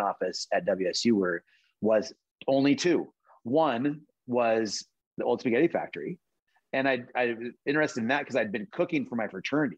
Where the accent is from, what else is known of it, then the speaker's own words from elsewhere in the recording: Tacoma, Washington, United States; I grew up in Tacoma.